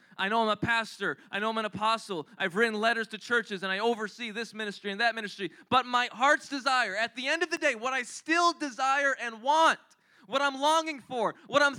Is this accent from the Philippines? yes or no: yes; Philippines; I'm Filipino